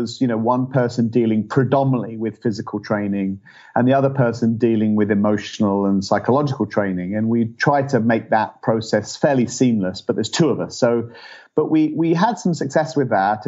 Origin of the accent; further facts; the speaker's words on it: England, United Kingdom; moved away as an adult; now in United States; I'm from England originally